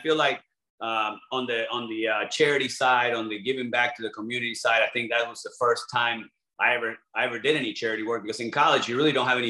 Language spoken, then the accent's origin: English; LaBelle, Florida, United States; also born or lived in Buenos Aires, Argentina; I grew up in the Fort Myers area, LaBelle